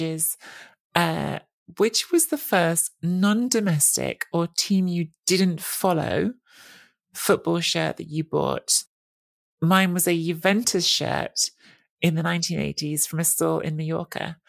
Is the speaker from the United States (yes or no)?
no; England, United Kingdom; I grew up in England, but half Italian family, I was in Italy every summer